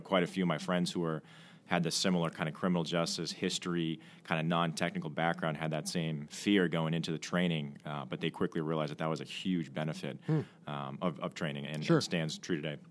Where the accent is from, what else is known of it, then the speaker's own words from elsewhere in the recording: Milton, Massachusetts, United States; I'm from uh, Milton, Mass, just outside of Boston